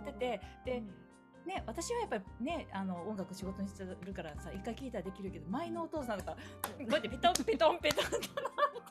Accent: Kagawa, Japan; 私香川県出身で

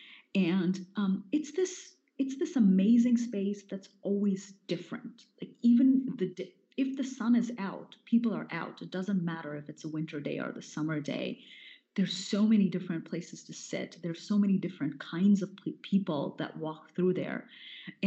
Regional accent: North India, India; growing up in India, because I grew up in North India

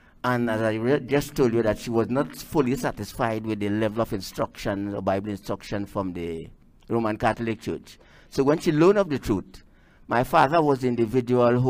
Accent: Rio Claro, Trinidad & Tobago; originally I am from the southeast of the island. Right. Rio Claro to be exact

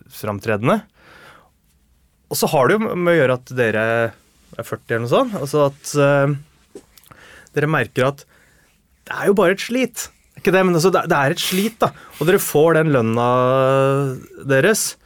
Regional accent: Oslo, Norway; Jeg vokste opp på Nordberg.

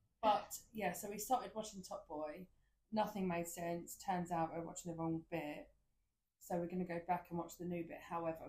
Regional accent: Staines, South East England, United Kingdom; also born or lived in Feltham; And I grew up in Staines. Like we moved from Feltham to Staines when I was about 4 or 5. But obviously all my family are from Feltham, but I grew up in Staines.

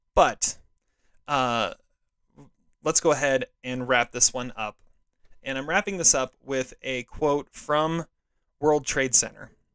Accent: Seattle, Washington, United States; I'm from Seattle. I'm a Seattle sports fan

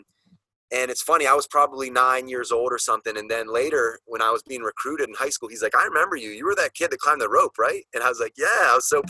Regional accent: State College, Pennsylvania, United States; my hometown in State College

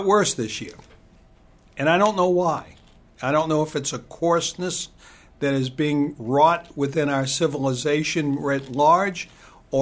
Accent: United States; as an American

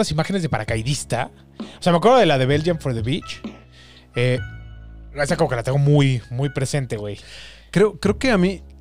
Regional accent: Mexico City, Mexico; Somos tres amigos chilangos con una enorme pasión en común, el chupe.

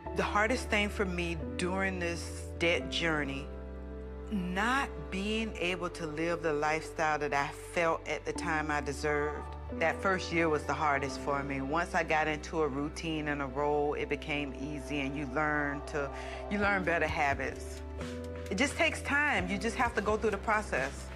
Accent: St. Petersburg, Florida, United States; I was born and raised here in Saint Petersburg, Florida

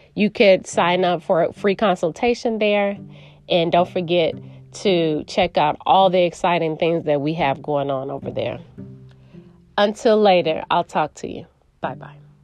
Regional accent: Chicago, Illinois, United States; I am from the Windy City

